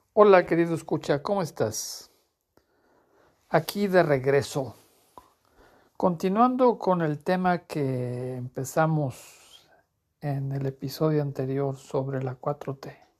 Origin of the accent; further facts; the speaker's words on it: Mexico; Como mexicano